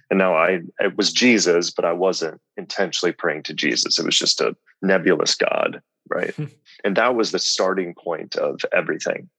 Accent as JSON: {"language": "English", "town": "Lincoln", "region": "Nebraska", "country": "United States", "tie": "born or raised there", "also_born_or_lived": "Omaha", "said": "I grew up in Lincoln"}